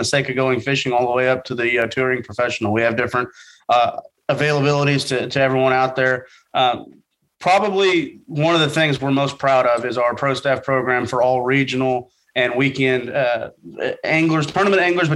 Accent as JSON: {"language": "English", "region": "Oklahoma", "country": "United States", "tie": "born or raised there", "also_born_or_lived": "Arkansas", "moved": "as an adult", "said": "I grew up originally in Oklahoma, went to school in Arkansas"}